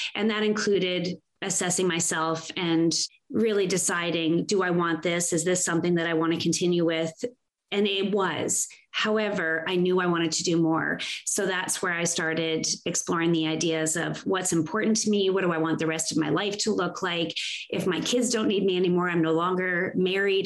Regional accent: Canada; because I was born and raised here, I'm proudly Canadian

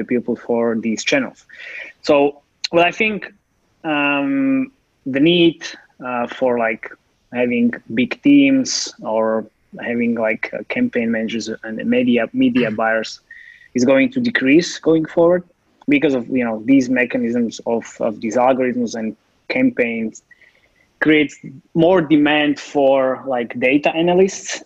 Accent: Slovakia; I'm from Slovakia and I'm based here.

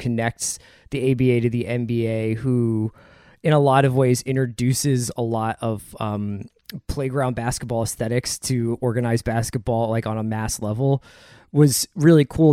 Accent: Philadelphia, Pennsylvania, United States; my fandom starts with Barkley as a Philadelphian

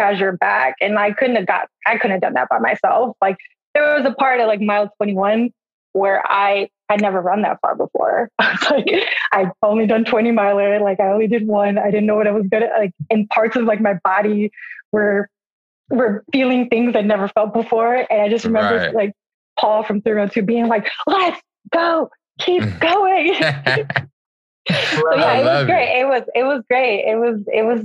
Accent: Milwaukee, Wisconsin, United States; moved away as an adult; now in Chicago, United States; I was born and raised there

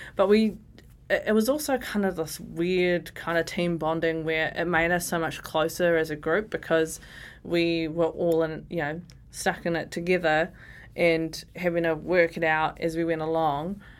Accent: Porirua, Wellington, New Zealand; I grew up in Ascot Park, Nen, my grandma lives in Cannon's Creek

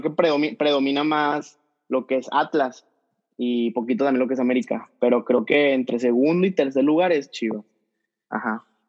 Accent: Mexico City, Mexico; moved away as an adult; also born or lived in El Paso, Texas; now in Tijuana, Mexico; soy de la Ciudad de México, nomás que vivo ahorita en Tijuana

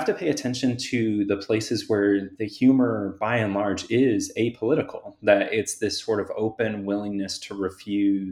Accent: Central Florida, United States; I grew up in Central Florida in the 90s

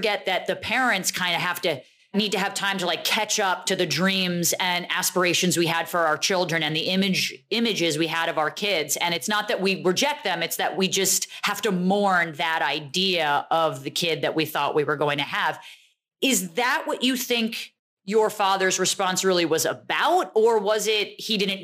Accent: New Jersey, United States; I'm from Jersey

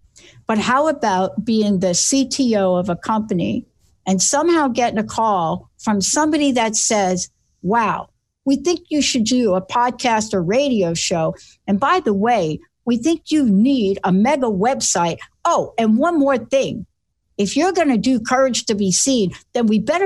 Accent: New York City, New York, United States; I'm this kid from the Bronx that stuttered

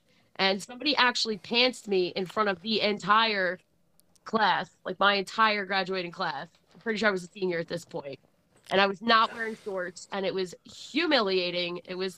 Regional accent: Philadelphia, Pennsylvania, United States; also born or lived in Levittown; But I'm from Philly, and for some reason, like, people didn't mess with people who came from Philly.

